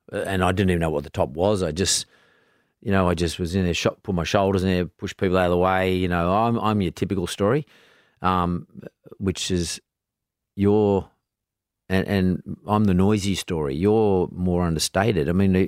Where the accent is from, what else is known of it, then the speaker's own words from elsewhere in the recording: Australia; saying that to me as an Australian. I like to know that our country is in good hands